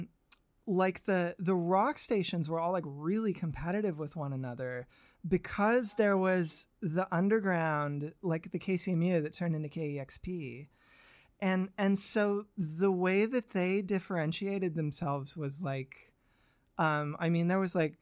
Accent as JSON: {"language": "English", "town": "Seattle", "region": "Washington", "country": "United States", "tie": "born or raised there", "said": "growing up in Seattle, we had a really unique radio landscape"}